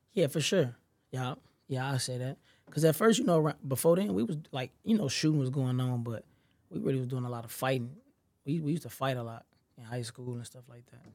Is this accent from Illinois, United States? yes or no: yes; Chicago, Illinois, United States; I'm really the, from the low end, you know what I'm saying? I've been there since I was a shorty